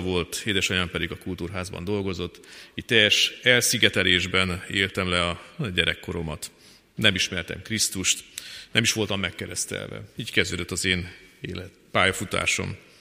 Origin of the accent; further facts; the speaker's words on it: Fornos, Zakarpattia Oblast, Ukraine; moved away as an adult; now in Kecskemét, Hungary; 1973-ban eh, születtem meg eh, Fornoson, Munkács mellett egy kis faluban